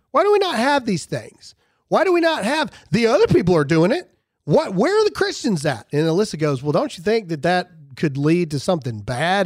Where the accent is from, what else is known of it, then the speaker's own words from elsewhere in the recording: Mississippi, United States; I'm from Mississippi